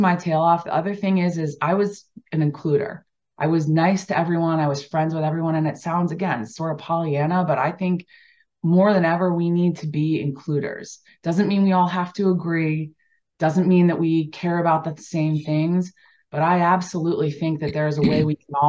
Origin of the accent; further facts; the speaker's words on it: Delaware, United States; I grew up in Delaware, so you know, East Coast lacrosse for sure was prevalent